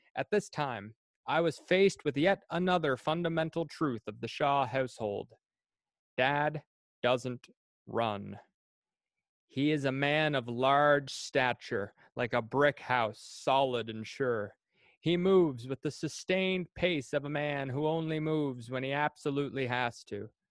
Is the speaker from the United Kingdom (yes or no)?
no; New Perth, Prince Edward Island, Canada; I grew up in New Perth, Prince Edward Island